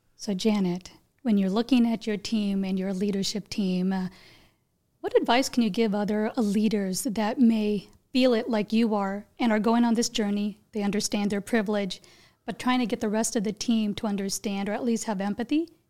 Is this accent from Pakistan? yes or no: no; India; I was born in India